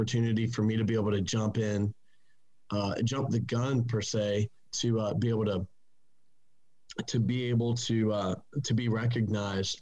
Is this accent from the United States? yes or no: yes; Wilmington, North Carolina, United States; also born or lived in Plant City, Florida / Perry, Florida; I'm a proud Wilmingtonian, is what they call us. I just over my years I started here playing music. I went to elementary school, middle school, high school